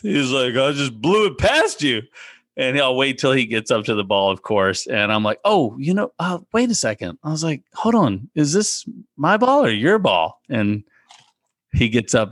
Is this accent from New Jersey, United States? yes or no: no; south central Virginia, United States; I grew up playing in the Piedmont Section Junior Golf uh, League, which is in the central, south central part of Virginia